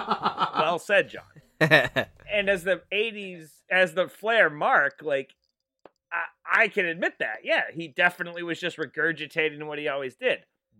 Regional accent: Ireland; No, actually, as an Irishman, bagpipes are, you know, it's part

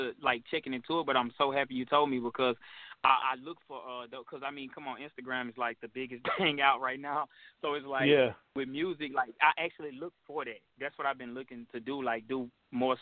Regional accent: Monroe, Louisiana, United States; I'm from Monroe, Louisiana

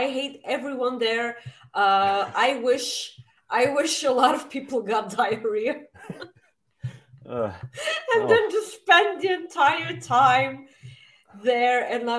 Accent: Winnipeg, Manitoba, Canada; I'm from Winnipeg, you idiot!

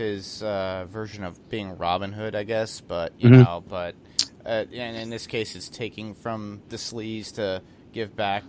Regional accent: New York City, New York, United States; I'm from Staten Island, so you gotta represent Shaolin

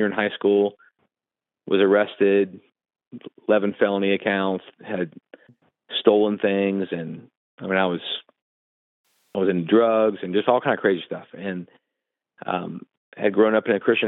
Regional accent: New Orleans, Louisiana, United States; this small church I grew up in the New Orleans area

